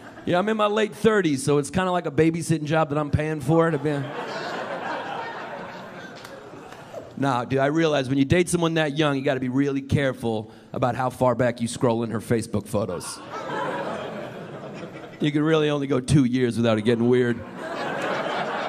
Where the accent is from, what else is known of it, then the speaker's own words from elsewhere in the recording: New York City, New York, United States; I'm from New York originally, man. I'm from here. I'm a New Yorker. Brooklyn, New York!